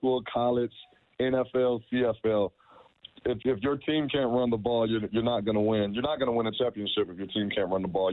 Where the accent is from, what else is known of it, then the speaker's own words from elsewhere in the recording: Tampa, Florida, United States; I'm from Tampa Bay